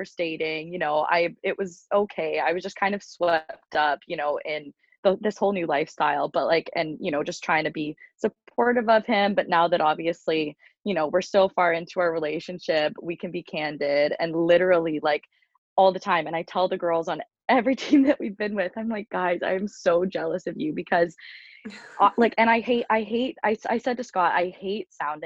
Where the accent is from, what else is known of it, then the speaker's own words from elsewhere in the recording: Uxbridge, Ontario, Canada; also born or lived in Toronto, Ontario / Ottawa, Ontario; I grew up in a small town called Uxbridge